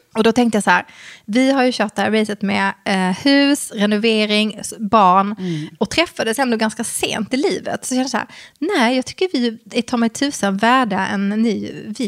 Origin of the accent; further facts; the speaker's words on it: Skåne, Sweden; accent: Scanian; så fort jag träffar någon som är från samma land, alltså Skåneland, Skåneland